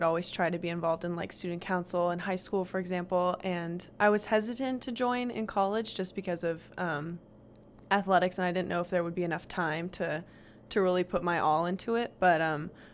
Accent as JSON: {"language": "English", "town": "Frisco", "region": "Texas", "country": "United States", "said": "I'm from Frisco, Texas"}